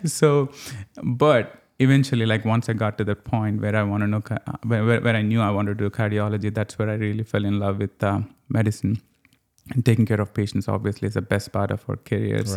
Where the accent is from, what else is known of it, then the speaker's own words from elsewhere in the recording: Telangana, India; moved away as an adult; now in Louisiana, United States; I'm from a state called Telangana